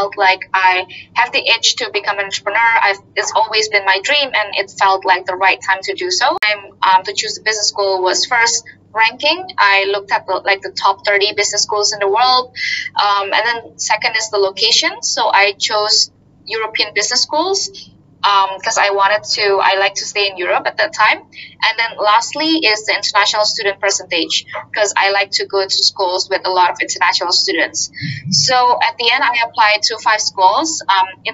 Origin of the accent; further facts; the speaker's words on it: Indonesia; moved away as an adult; also born or lived in Singapore / United States / Switzerland; I come from Indonesia and I studied in Singapore